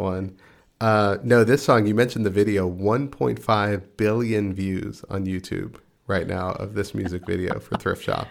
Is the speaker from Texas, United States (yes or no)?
yes; Texas, United States; I'm from Texas, and uh, you know we we do have, still have some pride in our state.